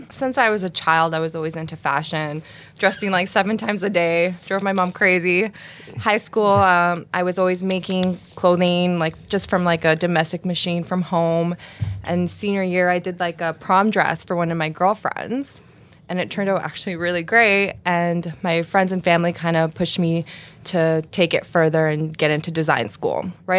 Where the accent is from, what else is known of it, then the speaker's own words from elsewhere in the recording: Canada; Since I'm Canadian, I was seeing what Canada had to offer